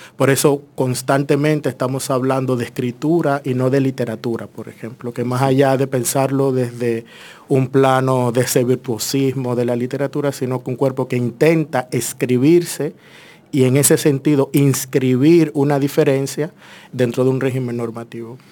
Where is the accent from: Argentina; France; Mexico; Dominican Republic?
Dominican Republic; Santo Domingo Norte, Distrito Nacional; yo soy muy dominicano, o sea, soy de Villamella, vengo de ahí, me he criado ahí, he estudiado mi primera carrera acá también.